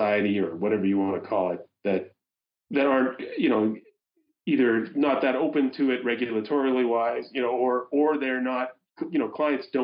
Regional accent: Winnipeg, Manitoba, Canada; I'm from Winnipeg. We have massive flooding issues there, the Red River

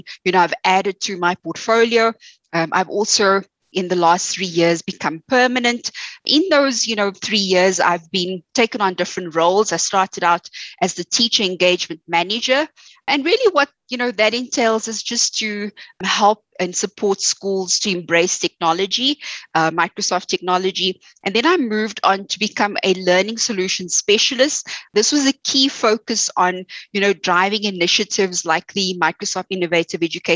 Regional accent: South Africa; my story is very similar to most South Africans. You know, was raised by a single parent. You know, we grew up, you know, not having much

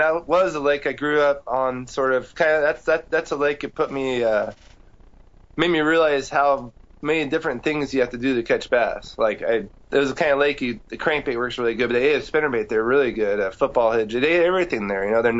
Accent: California, United States; I grew up in California.

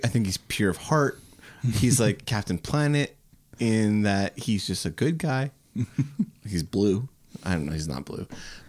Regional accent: Canada; But Canadians just don't, like, we don't hold on to that shit.

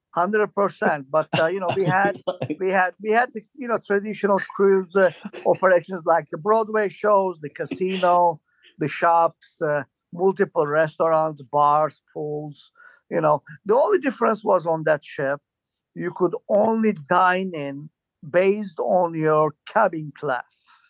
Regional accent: Istanbul, Turkey; moved away as an adult; I'm originally from Turkey

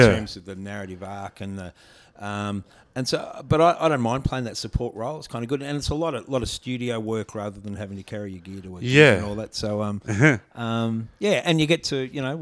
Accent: Melbourne, Victoria, Australia; also born or lived in Sydney; But we moved down here when I was three, and floated around the sort of the far eastern suburbs of Melbourne.

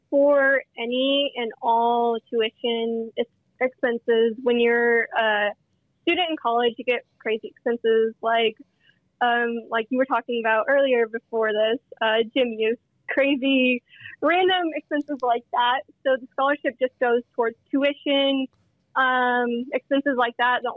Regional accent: Hobbs, New Mexico, United States; moved away as an adult; now in Lubbock, United States; growing up in Hobbs, New Mexico is about an hour and a half away from uh, Lubbock, Texas. And Hobbs is a very small town

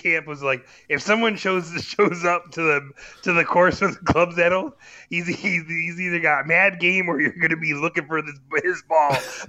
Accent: Florida, United States; moved away; Living growing up in Florida, living on a golf course

